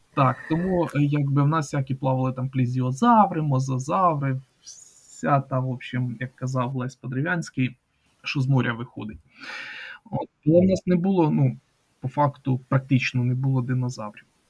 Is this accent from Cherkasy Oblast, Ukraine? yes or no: yes; Kaniv district, Cherkasy Oblast, Ukraine; моя рідна Черкаська область, е, Канівський район